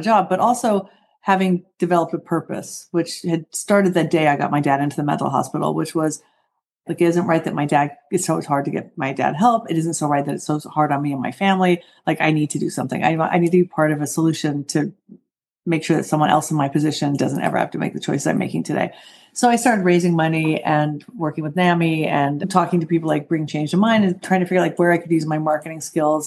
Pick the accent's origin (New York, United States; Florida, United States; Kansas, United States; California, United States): California, United States; Southern; I grew up in Southern California